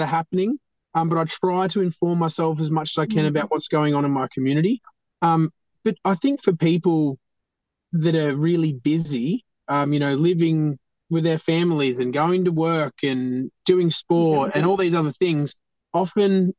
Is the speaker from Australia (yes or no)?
yes; East Gippsland, Victoria, Australia; I love East Gippsland. I've grown up here. I've been here since I was, you know, born.